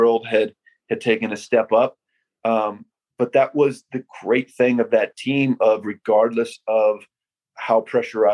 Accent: Iowa, United States; Here in my hometown

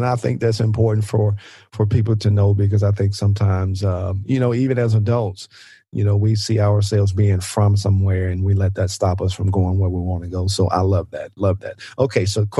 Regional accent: Mississippi, United States; people find out I'm from Mississippi, and they're like, you don't sound like you're from Mississippi. But I'm like, I am.

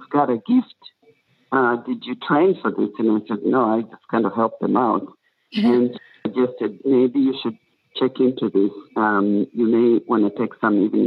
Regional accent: Tanzania; moved away as an adult; also born or lived in Nebraska, United States; now in San Francisco, United States; I was born in Tanzania, but I moved here in the mid-70s, and then I went to college in Nebraska.

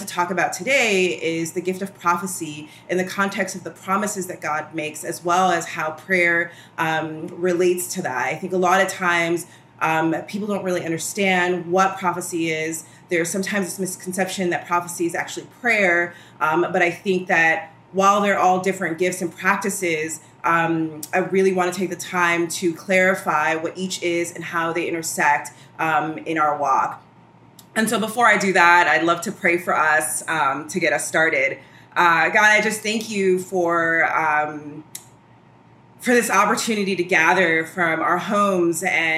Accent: New York City, New York, United States; moved away as an adult; now in Washington, D.C., United States; I'm originally from Brooklyn

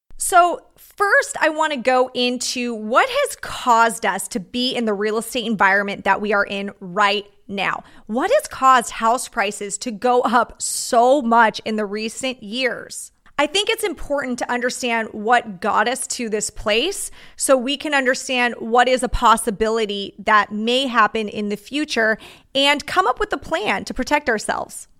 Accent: Orange County, California, United States; my hometown

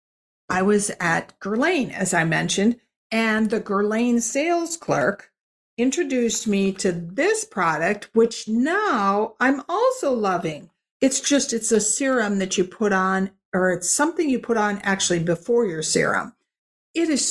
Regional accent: Minnesota, United States; now in Paris, France; I grew up in Minnesota

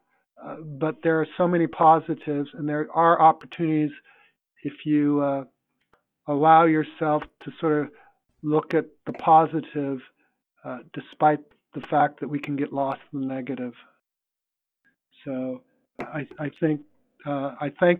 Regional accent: United States; I was your classic American kid

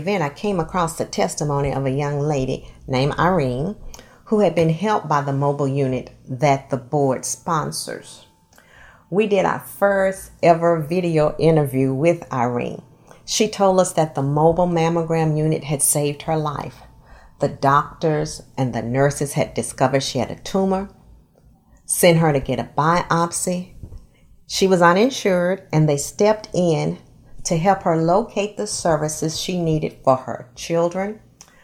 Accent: Longview, Texas, United States; my hometown paper, which at that time was called the Longview Daily News, where I wrote about my memories of growing up there

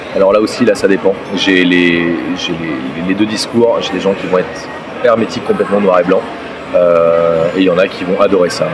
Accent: France

